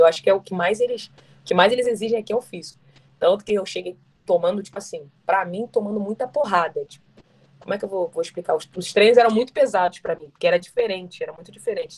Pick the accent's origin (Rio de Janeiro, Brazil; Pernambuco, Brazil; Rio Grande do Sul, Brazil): Rio de Janeiro, Brazil; moved away; Sou carioca